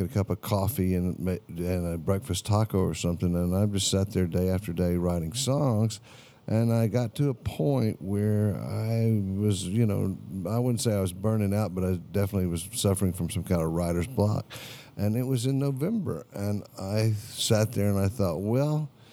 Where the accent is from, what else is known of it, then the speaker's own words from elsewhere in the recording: Houston, Texas, United States; growing up in Houston, Texas